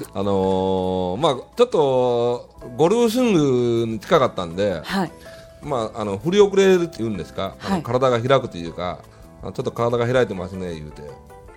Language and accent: Japanese; Kitakyushu, Fukuoka, Japan; 僕も北九州で育てられましたから